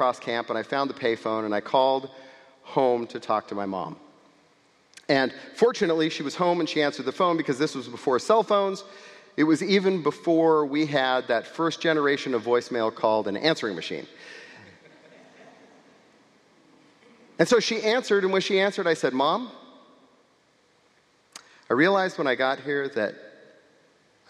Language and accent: English; California, United States; I grew up in California, and this is where I went every year to summer camp.